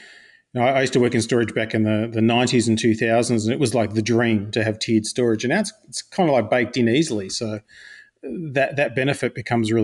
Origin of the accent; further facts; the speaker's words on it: Australia; I'm Australian